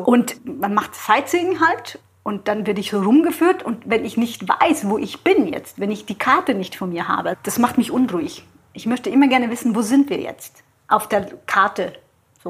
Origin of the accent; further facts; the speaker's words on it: Southern Italy, Italy; moved away; also born or lived in Switzerland; Ich komme aus Süditalien